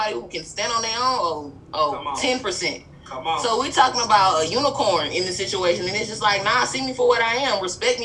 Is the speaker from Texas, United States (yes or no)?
no; Birmingham, Alabama, United States; moved away; I'm from Birmingham. I'm from Alabama